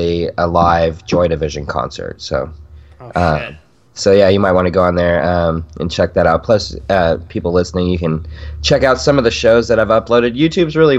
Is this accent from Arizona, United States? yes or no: yes; Yuma, Arizona, United States; moved away as an adult; now in Arkansas, United States; I'm in Arkansas now, but I grew up in Yuma